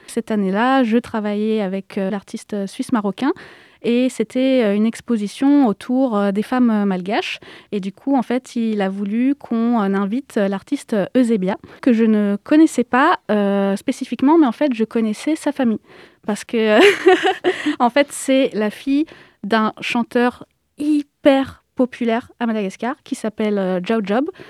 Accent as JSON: {"language": "French", "country": "France", "tie": "born or raised there", "said": "je suis née en France, contrairement à mes frères et sœurs"}